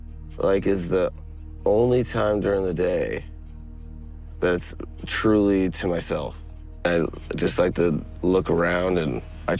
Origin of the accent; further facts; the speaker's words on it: Greeley, Colorado, United States; now in Miami, United States; I'm a kid from Greeley, Colorado, that never saw an ocean until he was a teenager.